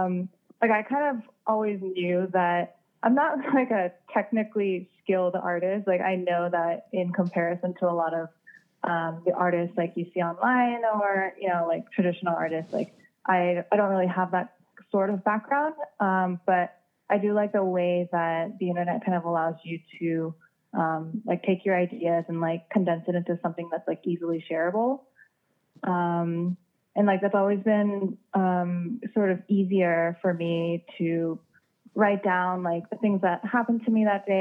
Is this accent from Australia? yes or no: no; South Korea; I loved, reading, you know, manga comics, like growing up in Korea. And, I would always like, go back to Korea in the summers